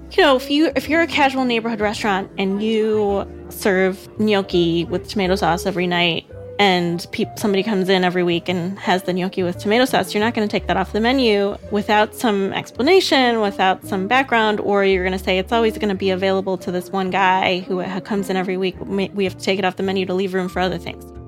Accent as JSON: {"language": "English", "town": "Chicago", "region": "Illinois", "country": "United States", "said": "I'm from Chicago"}